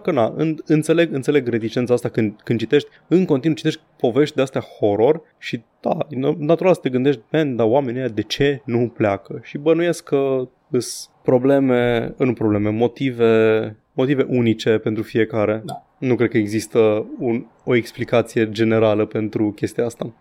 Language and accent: Romanian; Romania; sunt din România